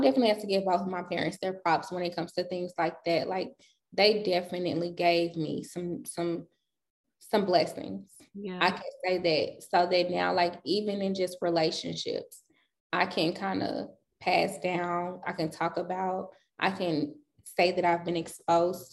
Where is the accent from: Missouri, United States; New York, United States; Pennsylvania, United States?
Missouri, United States; St. Louis; also born or lived in California / Denver; I wasn't born in St. Louis. So I was born in California. From California, we moved to Denver.